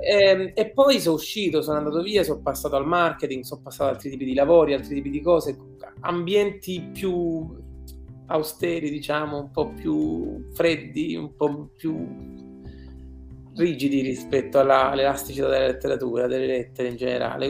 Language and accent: Italian; Southern Italy, Italy; moved away as an adult; da buon, da buon terrone